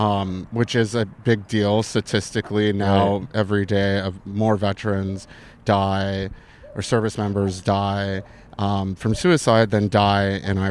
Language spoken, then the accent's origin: English; Arizona, United States; also born or lived in New York City, United States; Originally the state of Arizona.